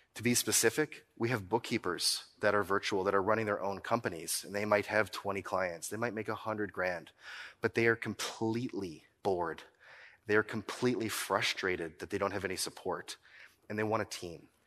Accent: Nova Scotia, Canada; I'm from Nova Scotia

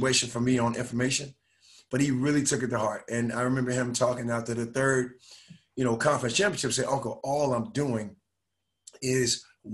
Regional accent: Miami, Florida, United States; also born or lived in Raleigh, North Carolina / Indiana; now in Dallas, United States; growing up in Miami, Florida, we didn't have club basketball

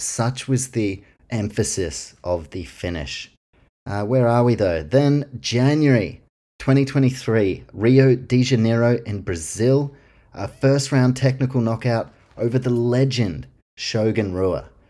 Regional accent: Auckland, New Zealand; my hometown, representing Auckland, New Zealand

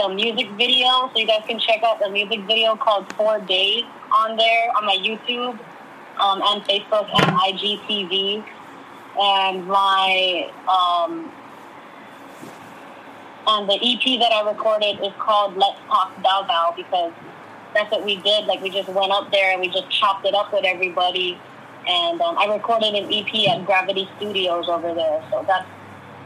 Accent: Hawaii, United States; I grew up Filipino in Hawaii, from Hawaii, born and raised in Hawaii

